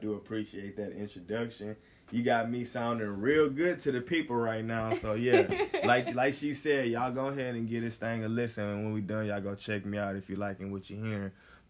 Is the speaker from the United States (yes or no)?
yes; the South, United States; now in Los Angeles, United States; when I first came down here to L.A. Back in the summer of 2018, you know, it was a brand new spot. I'm from the South, you know what I'm saying? So coming out to the West Coast, not really knowing anybody